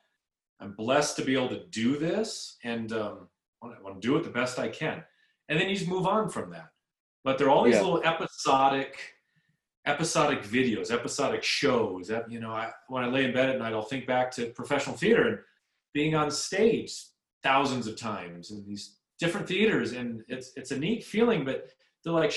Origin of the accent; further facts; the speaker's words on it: Southern California, United States; I grew up in Southern California